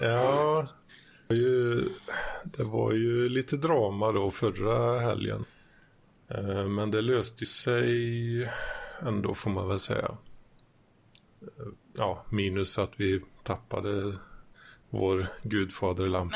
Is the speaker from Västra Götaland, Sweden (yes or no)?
yes; Västergötland, Västra Götaland, Sweden